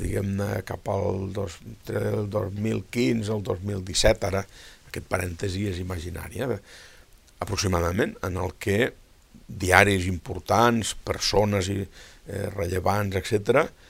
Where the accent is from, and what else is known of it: Catalonia, Spain